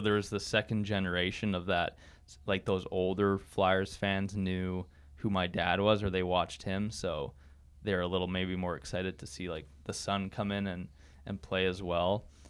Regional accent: near Winkler, Manitoba, Canada; moved away; I'm from Manitoba, Canada. Uh, small, small town just outside of Winkler. Uh, so I never lived in a city. I'm always, uh, I've always lived on a farm at my parents' house.

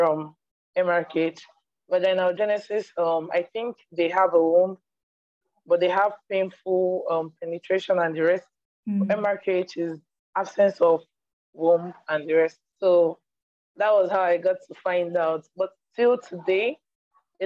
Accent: eastern Nigeria, Nigeria; I live in Nigeria. I'm from Nigeria, the eastern part of Nigeria.

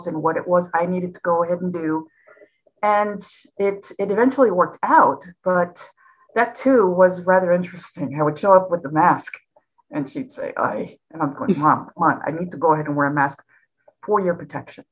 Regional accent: Los Angeles, California, United States; I was born and raised in the San Fernando Valley, which is north of downtown LA. I was raised in a community called Pacoima

